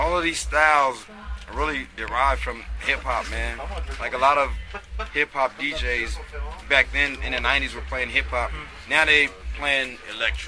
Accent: Cleveland, Ohio, United States; moved away; also born or lived in East Coast; I grew up in Cleveland, Ohio, so, you know, I have those roots

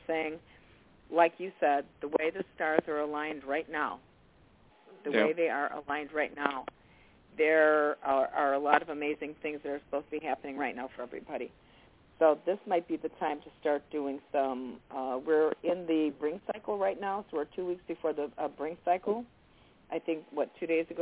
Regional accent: Chicago, Illinois, United States; we're from Chicago

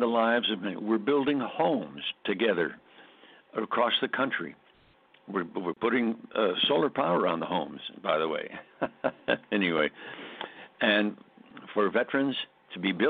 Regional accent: Scranton, Pennsylvania, United States; our hometown where I grew up in Scranton, Pennsylvania

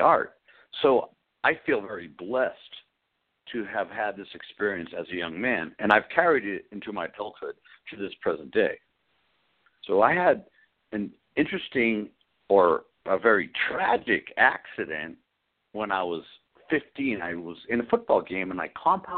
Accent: Arlington, Massachusetts, United States; I was born in Arlington, Massachusetts in 1959, and I came from a beautiful family of five children

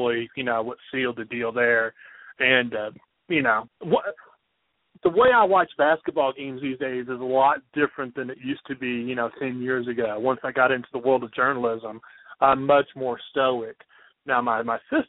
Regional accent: Kentucky, United States; I'm from Kentucky? I was like, did you know I'm a UK grad?

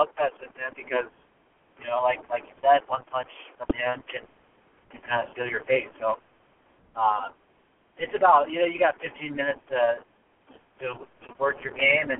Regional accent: Davenport, Iowa, United States; now in Denver, United States; I'm from Davenport, Iowa

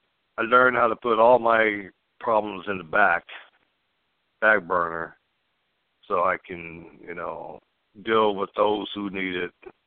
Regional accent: California, United States; also born or lived in Oceanside; now in Orange County, United States; I was born in Oceanside, California, San Diego

